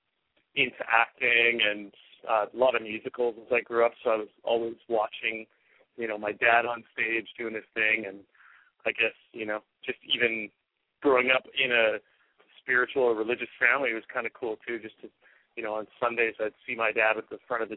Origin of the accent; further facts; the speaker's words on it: Canadian Prairies, Alberta, Canada; I grew up in the Canadian prairies, which is, you know, a small town kind of atmosphere surrounded by a lot of farms in a province called Alberta